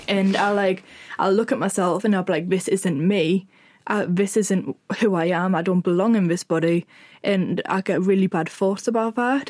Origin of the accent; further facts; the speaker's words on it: Sunderland, North East England, United Kingdom; I'm from Sunderland